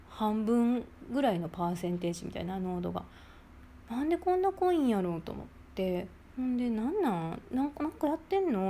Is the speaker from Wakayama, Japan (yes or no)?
no; Kobe, Hyogo, Japan; moved away as an adult; now in Shizuoka, Japan; 神戸出身なんですけどあの、まあ、結構実家はお魚いっぱい出てきて冬なんかよくお魚の入った鍋